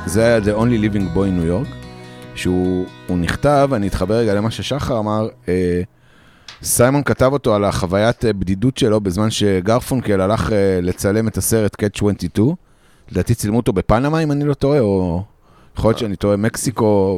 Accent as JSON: {"language": "Hebrew", "country": "Israel"}